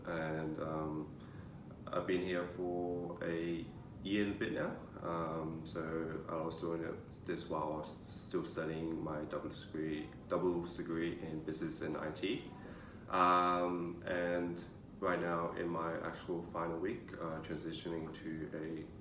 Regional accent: Australia; also born or lived in China; our family came to Australia when I was 8, so we were technically immigrants

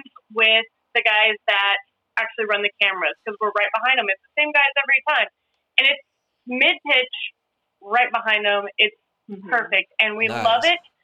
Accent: Midwest, United States; moved away; I grew up in the Midwest, and we are, you know, football, baseball, basketball kind of country

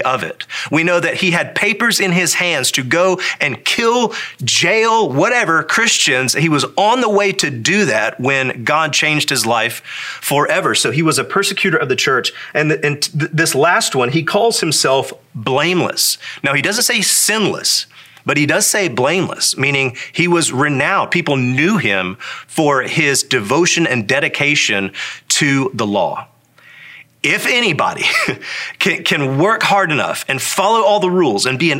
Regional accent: the Bible Belt, United States; So born a red-blooded American, raised in the Bible Belt

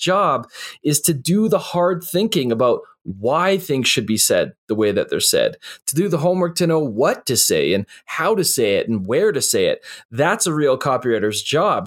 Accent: Canada; I'm a Canadian

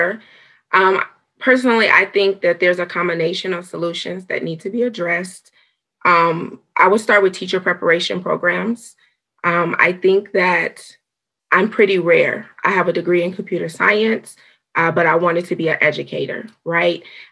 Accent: Chicago, Illinois, United States; moved away; I'm from Chicago, Illinois originally

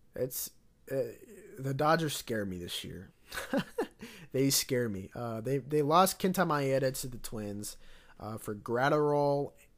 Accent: Cincinnati, Ohio, United States; I was born around the Cincinnati area

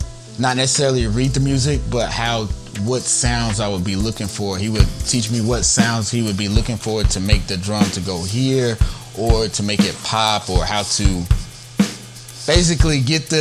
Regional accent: Newnan, Georgia, United States; I come from Noonan, Georgia. So definitely the Georgia area

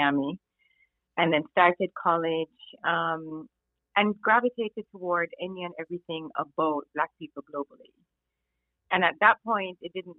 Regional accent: Jamaica; moved away; I was born and raised in Jamaica

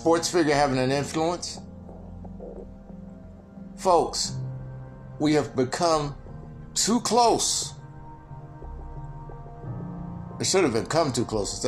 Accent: Mississippi, United States; moved away; also born or lived in California; I came from the South in an era when America was fighting for civil rights and had to go through the transition. Like many people in my age group. And going from Mississippi to California

